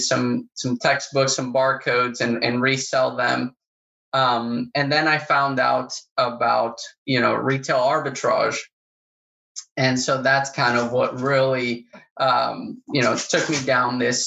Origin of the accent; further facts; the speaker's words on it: Paraguay; moved away as an adult; also born or lived in Oklahoma; now in Florida, United States; I grew up in South America, I grew up in Paraguay